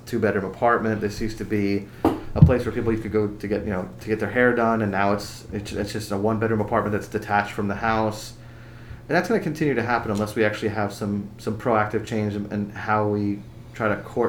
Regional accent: Fountain Hill, Pennsylvania, United States; I grew up in Fountain Hill, but, like, you know, Southside Bethlehem was just, you know, it was attached, and we walked through there all the time

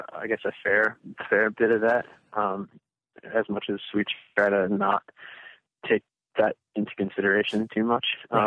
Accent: Midwest, United States; I'm from the Midwest and I'm talking to somebody on the coast, it makes me sound like I live in Lake Wobegon, but yeah, it's not so much the small, slow Midwestern life, but it's definitely not living in a massive metropolitan area.

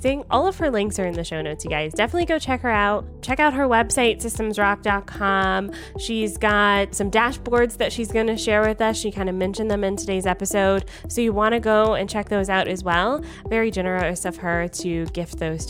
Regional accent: Canada; I'm Canadian. I have citizenship in both countries.

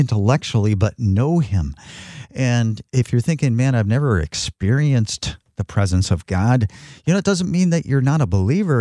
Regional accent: Northern Michigan, United States; also born or lived in Phoenix, Arizona; I'm a Michigan native, Northern Michigan native

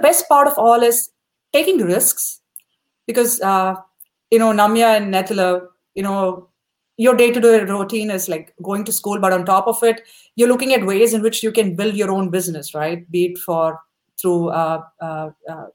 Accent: South India, India; moved away as an adult; now in United States; When we grew up in India back in the 90s

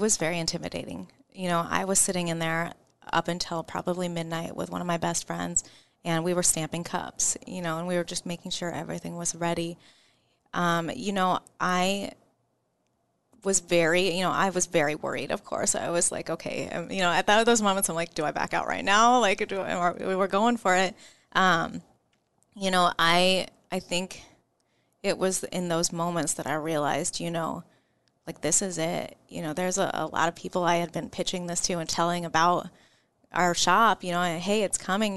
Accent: Omaha, Nebraska, United States; I'm from Omaha, Nebraska

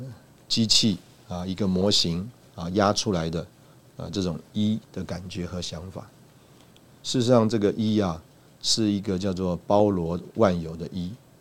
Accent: China; 就说啊，我们中国人呢，呃，这个最看重的或者最最愿意花钱的啊，就是啊吃啊

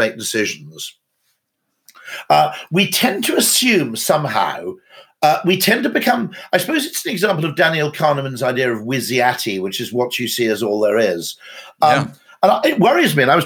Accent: United Kingdom; as a Brit

